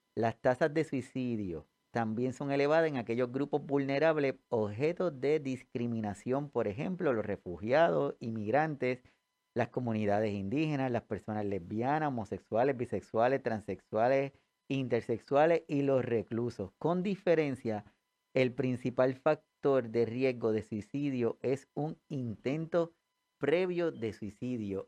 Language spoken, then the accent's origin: Spanish; Puerto Rico; nosotros acá en Puerto Rico